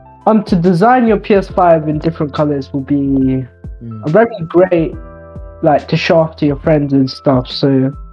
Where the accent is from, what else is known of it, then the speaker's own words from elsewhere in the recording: Coventry, West Midlands, United Kingdom; I'm from Coventry. I go to Jack and Hailstorm's school.